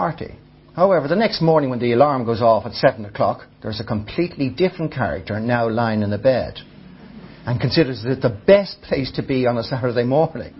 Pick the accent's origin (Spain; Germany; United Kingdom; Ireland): Ireland; I experience life as an Irish, tall, male, reasonably intelligent